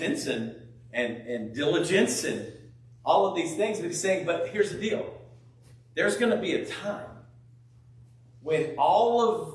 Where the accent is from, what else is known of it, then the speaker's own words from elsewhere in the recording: California, United States; I grew up in California